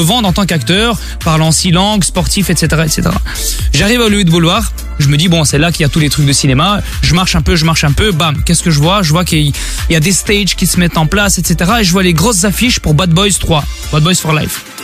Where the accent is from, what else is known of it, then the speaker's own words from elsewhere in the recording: Brussels, Brussels-Capital Region, Belgium; je viens de Bruxelles comme vous